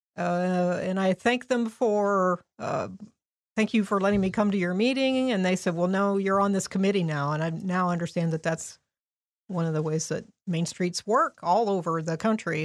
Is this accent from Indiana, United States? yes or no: yes; Indianapolis, Indiana, United States; now in Crawfordsville, United States; I'm originally from Indianapolis, grew up on the west side